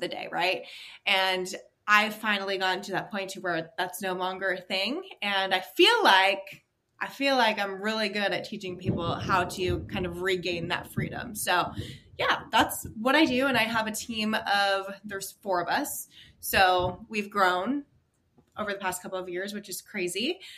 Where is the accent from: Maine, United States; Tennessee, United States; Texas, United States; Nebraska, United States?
Maine, United States; I was born and raised in Maine, so everyone knows each other in that small town.